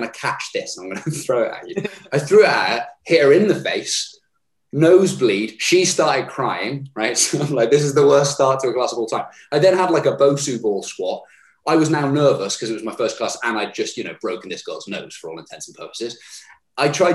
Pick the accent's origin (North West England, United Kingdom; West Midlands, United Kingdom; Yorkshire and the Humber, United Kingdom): West Midlands, United Kingdom; Herefordshire; moved away as an adult; also born or lived in London; Moved back to my hometown of Herefordshire